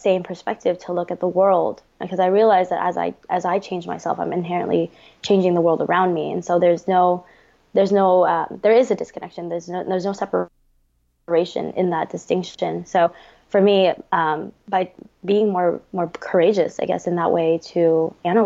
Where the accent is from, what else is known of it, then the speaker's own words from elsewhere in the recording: United States; I am Vietnamese American and I am the daughter of two Vietnamese boat people